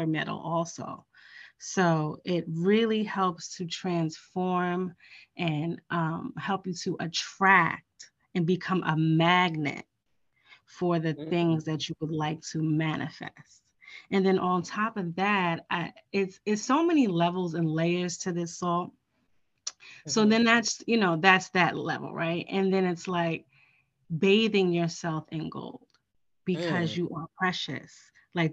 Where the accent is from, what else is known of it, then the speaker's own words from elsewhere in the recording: New York, United States; I'm from New York.